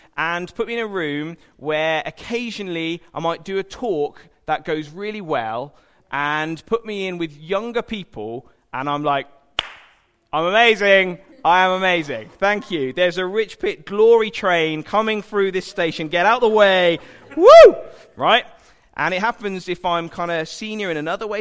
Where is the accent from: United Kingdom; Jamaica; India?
United Kingdom; we're British